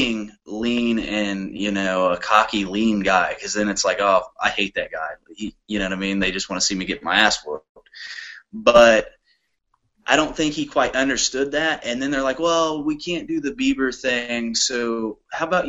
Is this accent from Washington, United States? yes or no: no; Indianapolis, Indiana, United States; moved away as an adult; now in Pittsburgh, United States; I'm from Indianapolis, but now I've been living in Pittsburgh, Pennsylvania